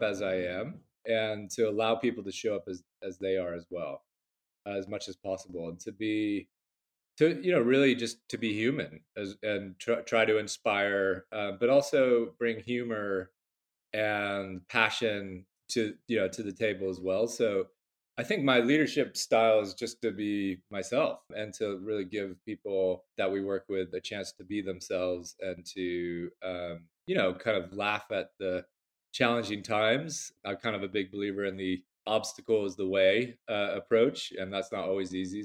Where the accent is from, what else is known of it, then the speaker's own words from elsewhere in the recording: Bay Area, California, United States; moved away as an adult; now in London, United Kingdom; I'm originally from the Bay Area, California, but I'm a proper Londoner. I've been here 15 long winters